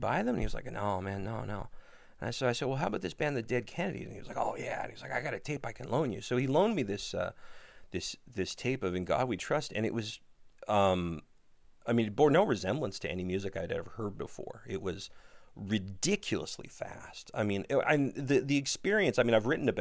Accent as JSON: {"language": "English", "town": "Ottawa", "region": "Ontario", "country": "Canada", "tie": "born or raised there", "said": "I grew up near Tunney's Pasture in Ottawa"}